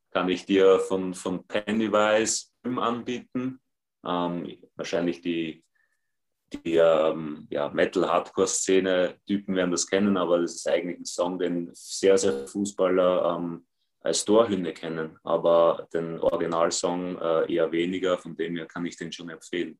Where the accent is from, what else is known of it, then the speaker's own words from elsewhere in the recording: Vienna, Austria; moved away as an adult; now in Berlin, Germany; ich bin sie auch gewohnt aus Wien